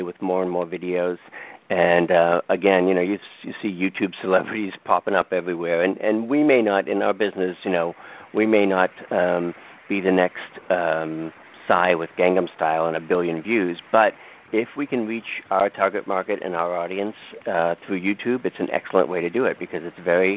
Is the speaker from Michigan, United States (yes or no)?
no; Boston, Massachusetts, United States; accent: Boston; my Boston accent